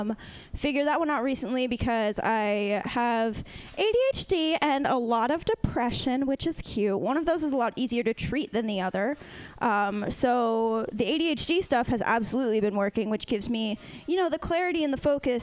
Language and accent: English; East Coast, United States; so I was raised on the East Coast